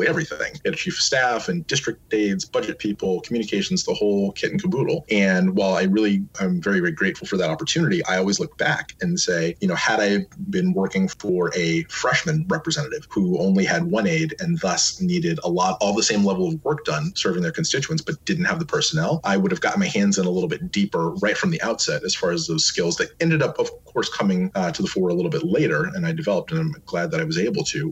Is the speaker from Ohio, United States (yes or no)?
yes; Cincinnati, Ohio, United States; I'm originally from Cincinnati, Ohio, and my family's from down south.